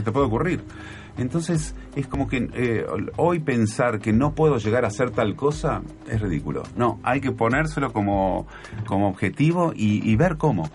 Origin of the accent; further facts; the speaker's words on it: Buenos Aires, Argentina; yo nací en Devoto, en una familia eh, que que tenía pocas posibilidades económicas, que nos costaba un montón todo, que yo lo viví, eh, lo viví muchos años, hasta, no sé, hasta la adolescencia